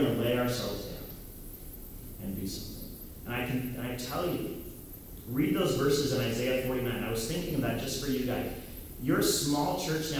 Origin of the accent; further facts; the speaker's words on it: United States; I'm this white, American, Protestant, Christian, male, heterosexual boy